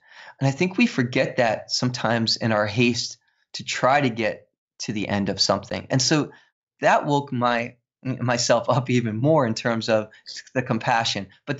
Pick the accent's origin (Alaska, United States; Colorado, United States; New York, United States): New York, United States; New York City; I'm a New York City kid. I played stickball and stoop ball, and you know, I'm from the Bronx. And even though I don't sound it, right, I don't have that accent.